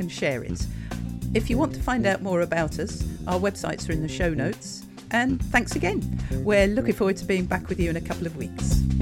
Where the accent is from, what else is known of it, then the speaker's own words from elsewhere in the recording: United Kingdom; Look at me being British